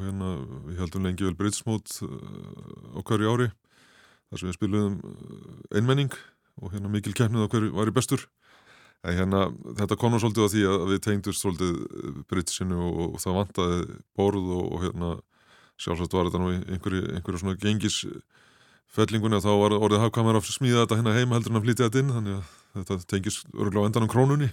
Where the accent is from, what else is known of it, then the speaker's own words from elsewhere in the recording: Seljahverfi, Capital Region, Iceland; Við áttum heim upp í Selja okkur þegar ég var krakki